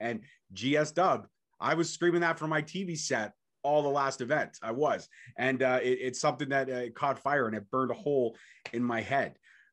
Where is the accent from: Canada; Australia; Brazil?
Canada; being a Canadian